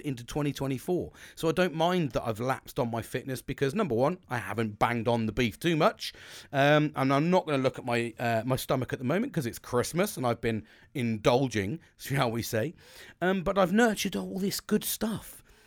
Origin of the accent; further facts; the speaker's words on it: United Kingdom; I'm British